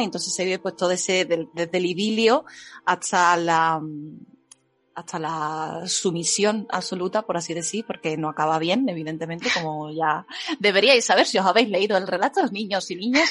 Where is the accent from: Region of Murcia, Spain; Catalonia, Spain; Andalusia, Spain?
Andalusia, Spain; Seville; Sevilla Centro soy